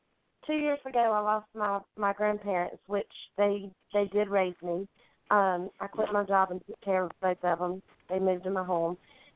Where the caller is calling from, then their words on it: Pensacola, Florida, United States; Pensacola, Florida.